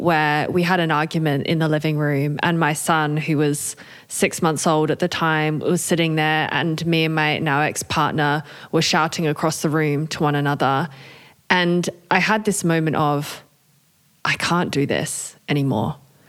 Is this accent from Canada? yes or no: no; Australia; accent: hybrid Australian-British; also born or lived in United Kingdom; now in Switzerland; I am Australian and British, hence the hybrid accent, and currently live in Switzerland.